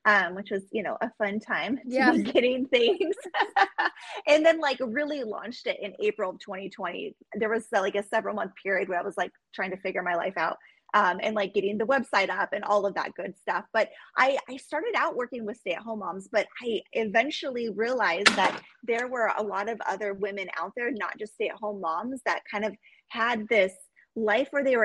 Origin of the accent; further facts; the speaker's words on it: Juneau, Alaska, United States; I was born and raised in Juneau, Alaska